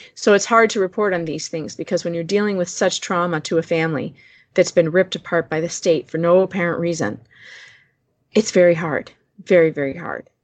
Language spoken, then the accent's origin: English; Chicago, Illinois, United States; outside of Chicago